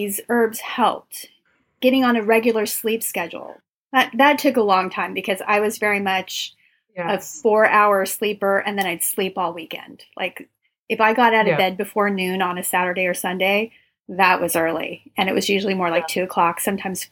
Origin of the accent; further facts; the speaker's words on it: Los Angeles, California, United States; I'm from Los Angeles